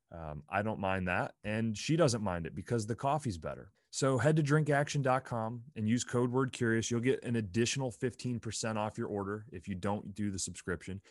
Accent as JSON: {"language": "English", "region": "Pennsylvania", "country": "United States", "tie": "born or raised there", "also_born_or_lived": "Provo, Utah", "moved": "as an adult", "said": "I grew up in Pennsylvania"}